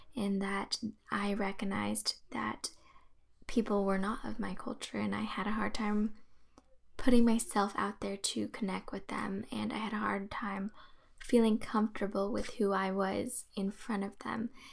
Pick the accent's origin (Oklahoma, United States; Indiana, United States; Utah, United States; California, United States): California, United States; the Bay Area; growing up in the Bay Area, a predominantly Asian area